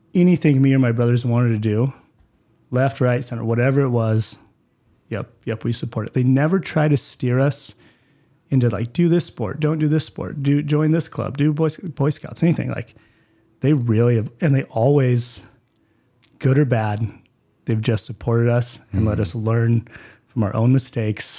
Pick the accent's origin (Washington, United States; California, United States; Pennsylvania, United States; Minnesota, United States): Washington, United States; Spokane; also born or lived in Mead, Washington; born into welfare in Hilliard